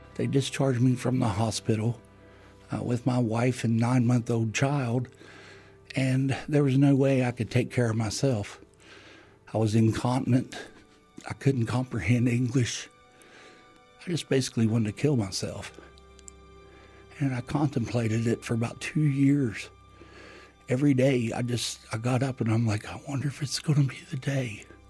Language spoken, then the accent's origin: English; Ovapa, West Virginia, United States; I hail from West Virginia in the United States in a little community called Ovapa